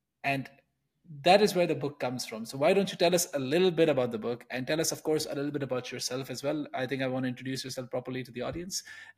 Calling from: Netherlands; I'm calling in from the Netherlands.

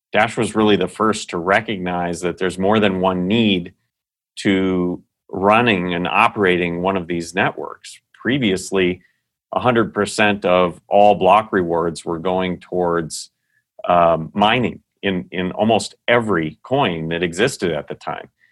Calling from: Scottsdale, Arizona, United States; I'm, uh, calling in from Scottsdale, Arizona, where Dashcore Group is headquartered.

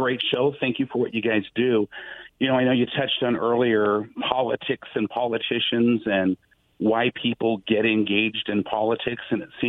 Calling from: Richland, Washington, United States; Hi, good afternoon, gentlemen. … from Richland, Washington.

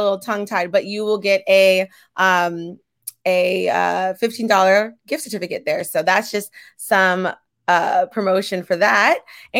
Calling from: San Diego, California, United States; I'm tuning in from San Diego, California, and I am sipping on some water.

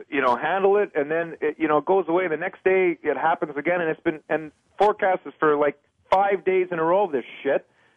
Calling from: Canada; Yeah, I'm calling from Canada. I'm like right in the center, right? We get storms like fucking crazy here now.

